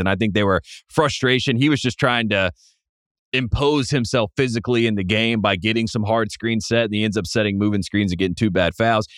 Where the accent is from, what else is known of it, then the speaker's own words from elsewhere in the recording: Piedmont area, North Carolina, United States; I'm from the Piedmont area, you know, the northern part closer to Virginia